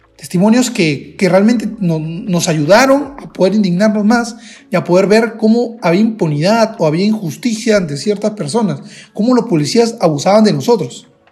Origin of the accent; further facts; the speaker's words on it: Peru; yo soy de Perú